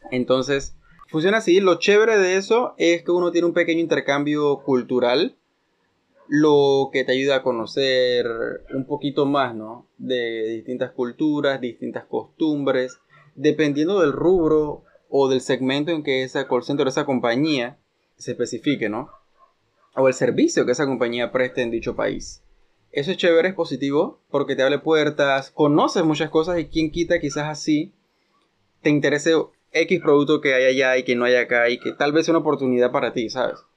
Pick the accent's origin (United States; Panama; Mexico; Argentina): Panama